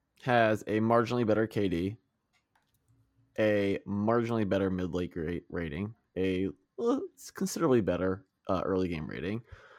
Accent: South Africa; also born or lived in Russia; So I'm South African / Russian.

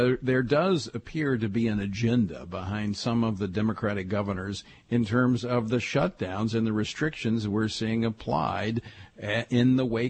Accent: Louisiana, United States; I was there as a delegate from my home state of Louisiana.

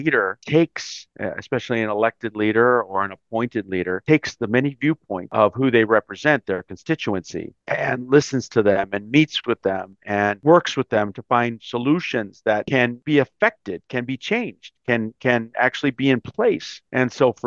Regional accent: Los Angeles, California, United States; moved away as an adult; also born or lived in Chicago; now in Washington, D.C., United States; Mexican-American. I was born in Chicago, raised in Los Angeles. I moved to D.C. right after college

